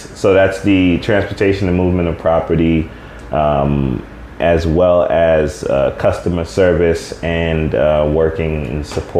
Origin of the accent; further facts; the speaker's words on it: Jamaica; And I'm Jamaican, so.